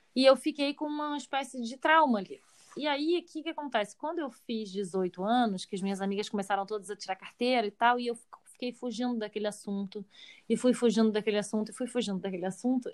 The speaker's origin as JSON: {"language": "Portuguese", "region": "Rio de Janeiro", "country": "Brazil", "tie": "born or raised there", "said": "cresci no Rio de Janeiro"}